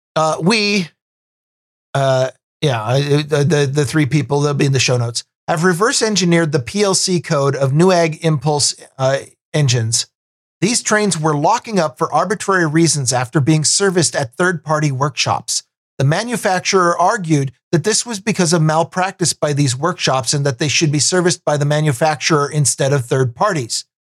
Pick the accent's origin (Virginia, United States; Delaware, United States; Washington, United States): Washington, United States; Vancouver; I grew up out in Vancouver, Washington, which is the, the south end